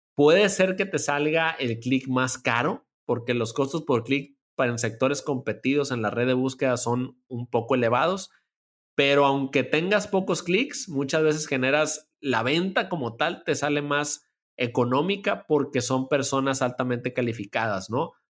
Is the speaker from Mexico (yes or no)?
yes; Culiacán, Sinaloa, Mexico; moved away as an adult; also born or lived in Mexico City; me vine acá a Culiacán, de donde estoy actualmente y donde, de donde soy